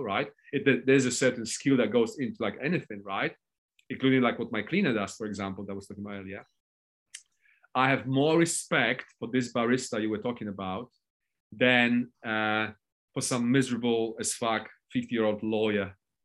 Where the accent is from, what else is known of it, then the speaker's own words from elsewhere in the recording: Poland; I'm not English, I'm Polish